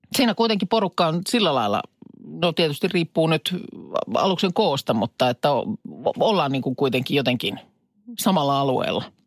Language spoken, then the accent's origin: Finnish; Vesijärvi, Päijät-Häme, Finland; Vesijärven rannassakaan, jos nyt muistelen lapsuutta